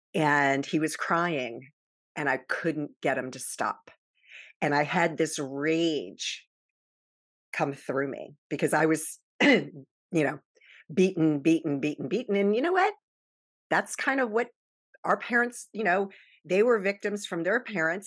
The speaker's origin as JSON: {"language": "English", "town": "Baltimore", "region": "Maryland", "country": "United States", "tie": "born or raised there", "also_born_or_lived": "Virginia Beach, Virginia"}